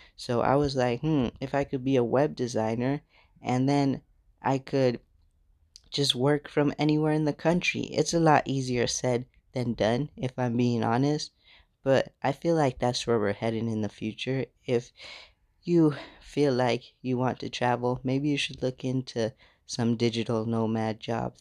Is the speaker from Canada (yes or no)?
no; United States; moved away as an adult; now in Ghana; I'm from America.